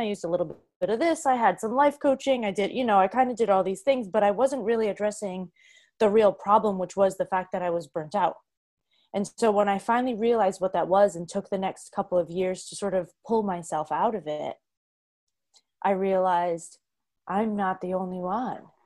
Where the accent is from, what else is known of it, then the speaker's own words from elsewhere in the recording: Boston, Massachusetts, United States; moved away; also born or lived in New York City; I was from Boston